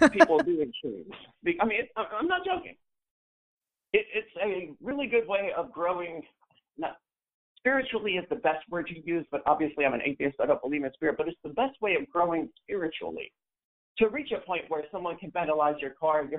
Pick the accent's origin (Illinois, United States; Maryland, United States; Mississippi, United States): Mississippi, United States; moved away as an adult; now in New Hampshire, United States; I'm not from New Hampshire. No, I'm from Mississippi.